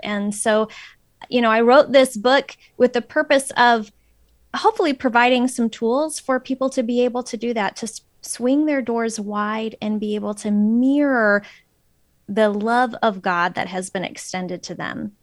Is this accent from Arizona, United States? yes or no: yes; Phoenix, Arizona, United States; moved away as an adult; also born or lived in Florida / central Minnesota; now in Minnesota, United States; I'm originally from Phoenix